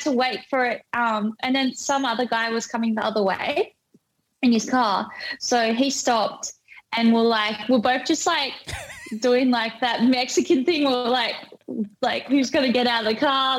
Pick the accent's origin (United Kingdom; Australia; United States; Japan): Australia